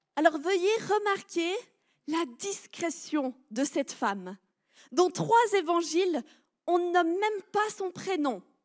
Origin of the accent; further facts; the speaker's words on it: Switzerland; je suis une bonne Suisse